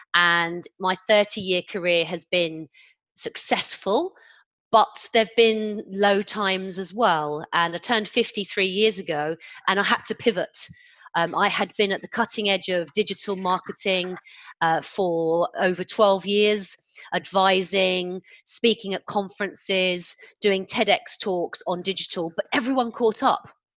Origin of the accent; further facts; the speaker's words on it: London, United Kingdom; now in Tunbridge Wells, United Kingdom; live in Tunbridge Wells in Kent. But I grew up in Tottenham on the 11th floor of a council flat in Tottenham.